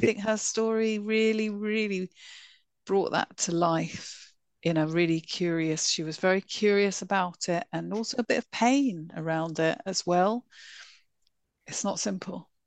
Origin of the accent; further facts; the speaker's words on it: London, United Kingdom; I grew up in northwest London. I grew up in Golders Blinking Green